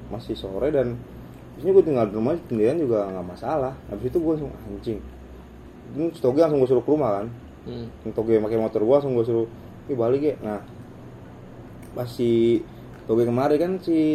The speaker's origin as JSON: {"language": "Indonesian", "town": "Bandung", "region": "West Java", "country": "Indonesia", "said": "gue anak Bandung"}